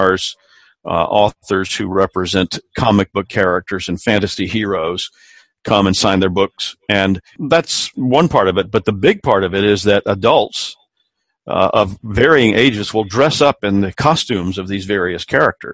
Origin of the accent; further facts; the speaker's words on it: South Carolina, United States; I grew up here in South Carolina